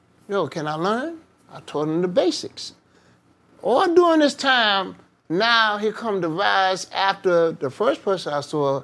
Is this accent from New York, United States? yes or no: yes; New York City, New York, United States; also born or lived in Bronx; I'm from Harlem, I was staying up hanging in the Bronx all the time